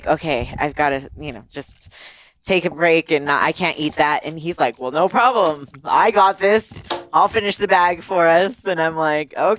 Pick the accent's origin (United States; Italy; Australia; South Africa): Italy; moved away; I grew up in Italy